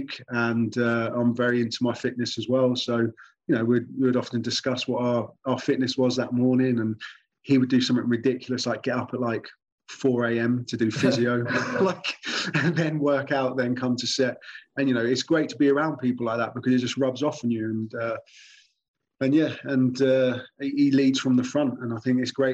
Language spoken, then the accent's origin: English; Newport Pagnell, South East England, United Kingdom; my hometown in England. A town called Northampton is where they've got a big brewery there, and I'm from a town called Newport Pagnell.